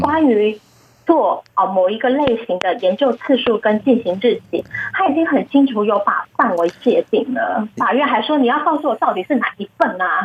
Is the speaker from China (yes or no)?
no; Taiwan; 我们台湾人